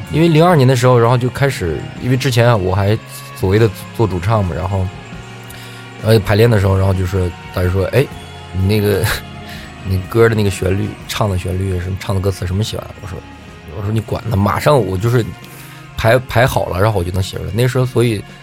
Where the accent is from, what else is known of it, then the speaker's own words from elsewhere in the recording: Tianjin, China; moved away as an adult; also born or lived in Dalian; 因为高中在天津嘛，我家是天津的